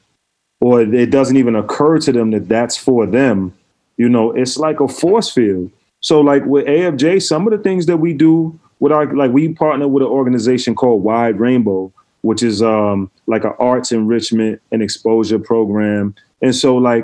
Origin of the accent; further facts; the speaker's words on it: New York City, New York, United States; I grew up in Brooklyn